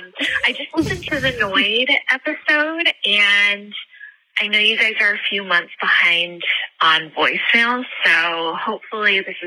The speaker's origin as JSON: {"language": "English", "region": "South Carolina", "country": "United States", "said": "We have a local pizza place called Carolina Pizza. I'm from South Carolina."}